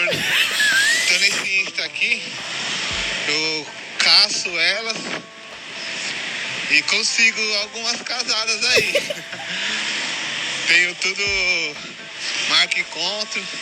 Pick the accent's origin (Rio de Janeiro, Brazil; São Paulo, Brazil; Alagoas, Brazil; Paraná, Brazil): São Paulo, Brazil; sou aqui de São Paulo. Oh? Zona Leste de São Paulo.